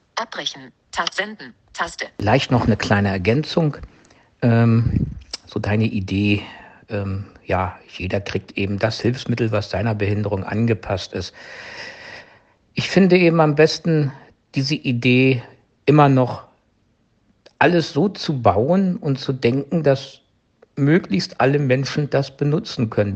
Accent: Germany; bei uns in Deutschland

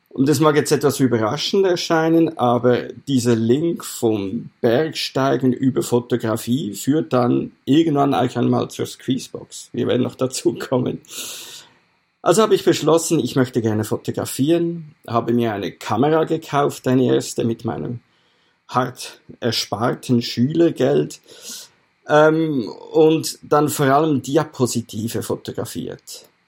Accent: Aargau, Switzerland; Ich bin in der Schweiz aufgewachsen, im nördlichen, nördlichsten Kanton der Schweiz, im Kanton Aargau. Wir sind ja auch Grenzkanton zu Deutschland. Da bin ich aufgewachsen, habe meine ganze Jugend und Kinderzeit da verbracht.

